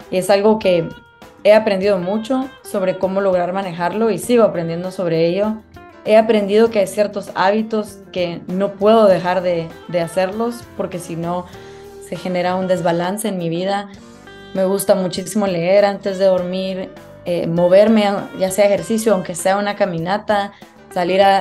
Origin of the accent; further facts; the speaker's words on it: Guatemala; Yo soy una mujer guatemalteca